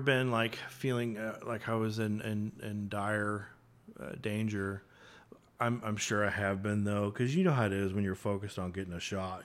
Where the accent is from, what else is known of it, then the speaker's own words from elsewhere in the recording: McKinney, Texas, United States; also born or lived in Frisco, Texas; now in Dallas, United States; I grew up in McKinney and kinda went to school, uh, nearby in Frisco